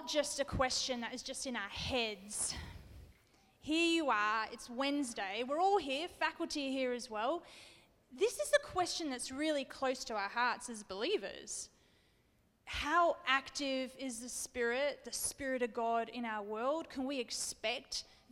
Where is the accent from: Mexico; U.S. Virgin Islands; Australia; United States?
Australia; I'm an Australian